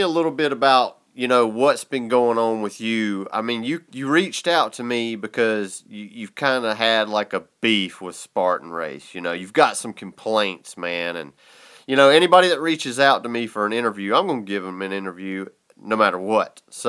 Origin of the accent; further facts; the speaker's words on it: the South, United States; He could tell I was from the South by the way I talk.